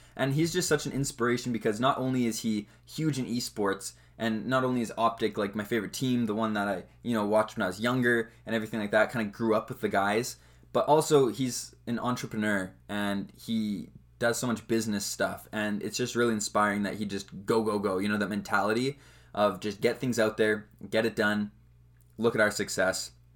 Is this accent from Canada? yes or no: yes; Western Canada, Canada; obviously I'm from Canada. I live in Canada.